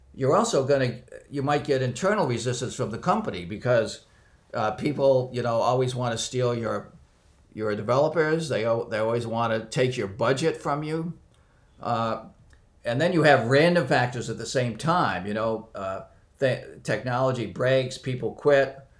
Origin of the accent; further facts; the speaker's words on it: near Boston, Massachusetts, United States; I was born near Boston and uh, grew up here.